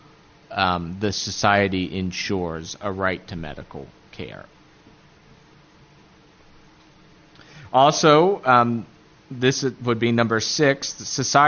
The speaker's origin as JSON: {"language": "English", "region": "Appalachia", "country": "United States", "accent": "Appalachian", "said": "my Appalachian accent"}